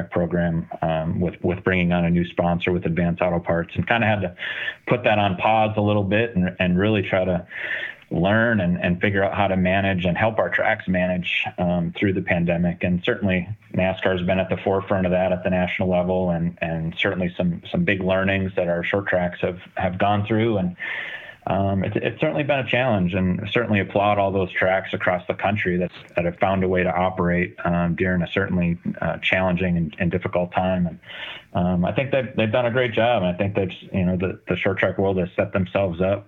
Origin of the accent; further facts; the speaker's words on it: Minnesota, United States; now in Daytona Beach, United States; I grew up in Minnesota